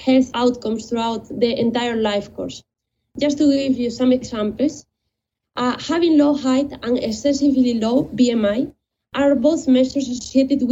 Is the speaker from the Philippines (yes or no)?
no; Spain; moved away as an adult; now in London, United Kingdom; I am originally from Spain, and after completing my undergraduate studies in biotechnology, I moved